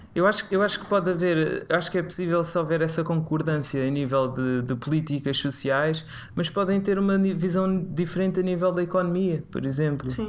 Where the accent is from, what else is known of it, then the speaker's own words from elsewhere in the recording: Tomar, Centro, Portugal; moved away; eu cresci em Tomar, é uma cidade pequena, no centro do país